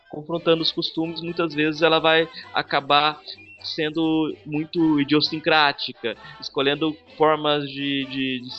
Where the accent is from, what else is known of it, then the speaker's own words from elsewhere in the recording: Jataí, Goiás, Brazil; Nós nos inventamos como brasileiros, nós nos inventamos como uh, goianos e até jataienses, inclusive.